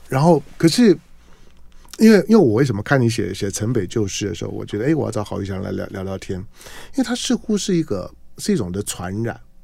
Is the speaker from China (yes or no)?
no; Zhonghe and Yonghe, New Taipei, Taiwan; 我觉得从我到师大附中念，念，念书开始进城，因为我之前都在中永和念